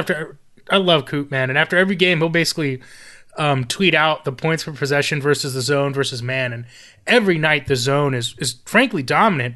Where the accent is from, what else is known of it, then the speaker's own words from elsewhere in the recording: South Florida, United States; I'm from South Florida